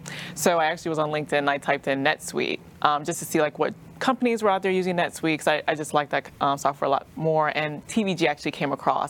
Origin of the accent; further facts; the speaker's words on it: Virginia Beach, Virginia, United States; moved away as an adult; also born or lived in Atlanta; now in Dallas, United States; I grew up in Virginia Beach, Virginia area, Hampton Roads, two up, two down, is what you kind of say every now and then. And I'm a former, they call it like Navy brat